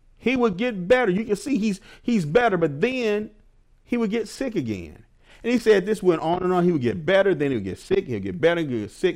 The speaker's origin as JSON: {"language": "English", "town": "Milwaukee", "region": "Wisconsin", "country": "United States", "moved": "yes", "said": "I'm from Milwaukee, Wisconsin. I went back home to visit my family"}